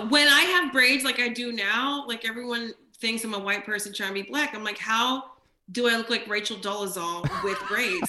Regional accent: New Jersey, United States; now in New York, United States; when I was growing up in Jersey and people would find out I'm Jamaican and Haitian

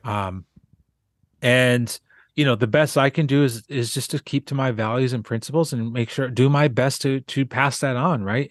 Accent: Southwest Minnesota, United States; also born or lived in South Dakota; I grew up in Southwest Minnesota

